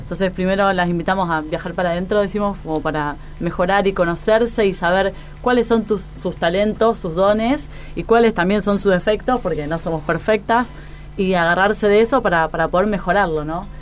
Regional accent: Argentina; vivimos rodeados de frustraciones en un país tan inestable como Argentina

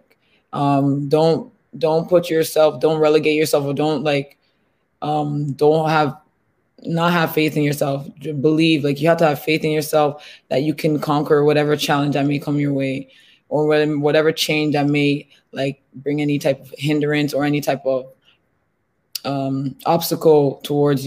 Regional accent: Nigeria; now in Canada; I'm a Nigerian born Canadian

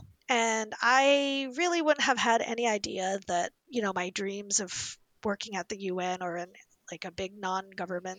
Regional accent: Indianapolis, Indiana, United States; I grew up in Indianapolis, Indiana, in the 80s, as one of the only Asian

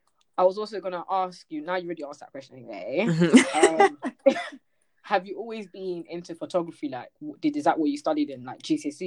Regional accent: Slough, South East England, United Kingdom; let me just stay in Slough because I'm not from London.

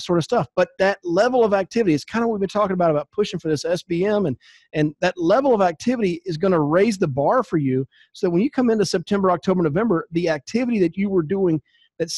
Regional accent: North Carolina, United States; I grew up in North Carolina

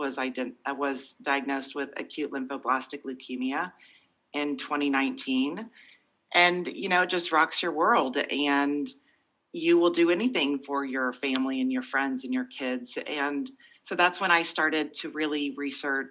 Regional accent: Oklahoma, United States; moved away as an adult; also born or lived in Virginia / San Francisco / Boston; I'm from Oklahoma. I had great parents. They did well. I went to a private school

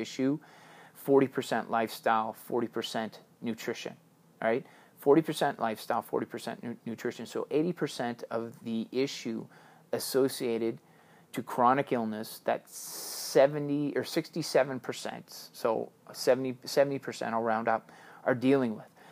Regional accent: Canada; Being Canadian means an awful lot to me

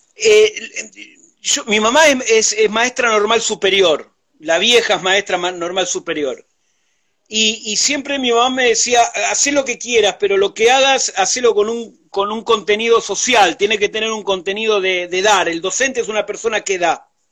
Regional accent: Buenos Aires, Argentina; Vengo de, la capital federal, soy porteño de nacimiento

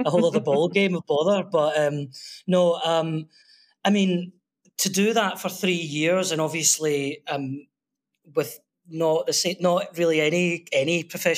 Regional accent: Glasgow, Scotland, United Kingdom; moved away as an adult; now in Koh Samui, Thailand; I'm from Glasgow in Scotland.

